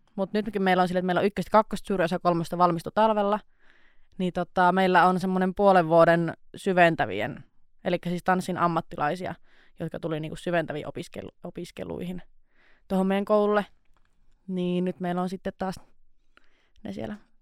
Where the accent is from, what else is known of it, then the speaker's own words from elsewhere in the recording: Nilsiä, North Savo, Finland; moved away as an adult; now in Outokumpu, Finland; mä tuun Kuopiosta itse asiassa semmoiselta pikkupaikkakunnalta kuin nilsiä